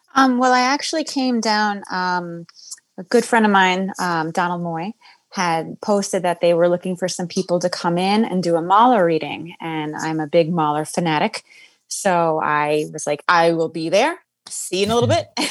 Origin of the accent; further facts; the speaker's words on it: New York City, New York, United States; also born or lived in Queens, New York; I'm born and raised in Manhattan, and uh, spent a lot of my life as well in Queens.